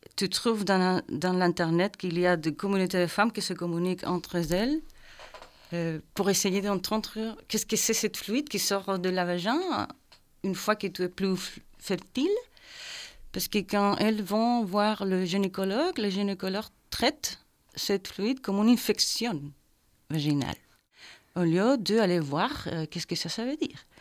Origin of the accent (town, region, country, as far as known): Chile; French is a second language; moved away as an adult; also born or lived in Belgium; now in Brussels, Belgium